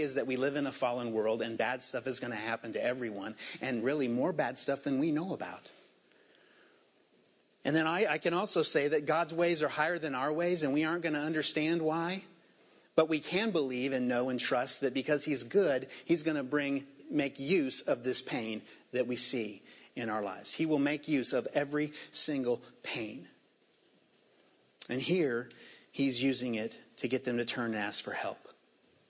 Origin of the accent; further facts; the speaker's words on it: Indiana, United States; also born or lived in Virginia; I was born in Virginia, and we moved to Indiana in 1976. When I was 9 years old